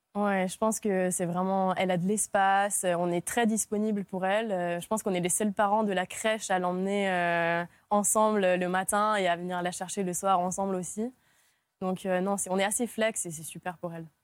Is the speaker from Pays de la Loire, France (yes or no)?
yes; Nantes, Pays de la Loire, France; also born or lived in Hungary / Lille / Paris / south of France; J'ai grandi en Hongrie et quand je suis arrivée en France, j'avais 9 ans et j'ai grandi, j'ai continué de grandir du coup à Nantes